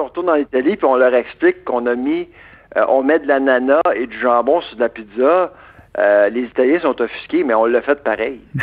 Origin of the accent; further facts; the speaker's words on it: Eastern Townships, Bois-Francs, Quebec, Canada; accent: Quebec; ma région euh, natale, qui est les cantons de l'Est les Bois-Francs